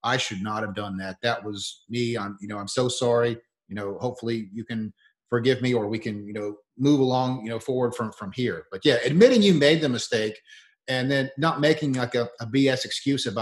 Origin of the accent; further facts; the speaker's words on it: Leesburg, Florida, United States; Leesburg's my hometown, Leesburg, Florida